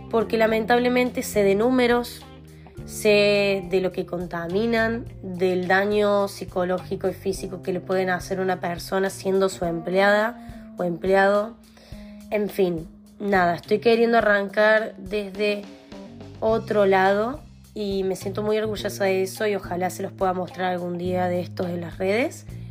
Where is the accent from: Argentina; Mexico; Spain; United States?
Argentina; moved away; En este momento soy nómade, pero soy de Argentina. Me considero argentina al 100%